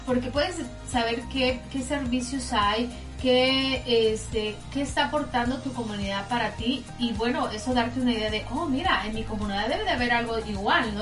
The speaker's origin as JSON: {"language": "Spanish", "town": "Tampico", "region": "Tamaulipas", "country": "Mexico", "moved": "yes", "lives_now": "United States", "said": "yo soy de Tampico"}